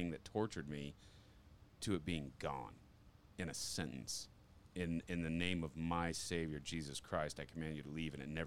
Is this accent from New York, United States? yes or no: no; Condon, Montana, United States; also born or lived in Japan; I grew up in Condon, Montana